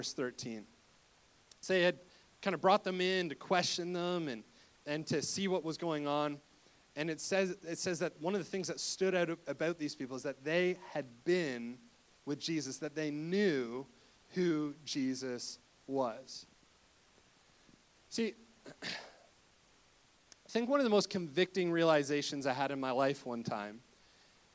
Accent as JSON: {"language": "English", "town": "Cobourg", "region": "Ontario", "country": "Canada", "tie": "born or raised there", "lives_now": "Waterloo, Canada", "said": "I grew up in Cobourg, Ontario"}